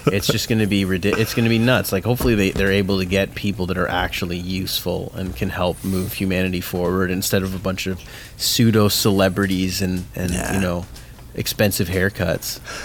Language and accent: English; Mississauga, Ontario, Canada; I grew up in Mississauga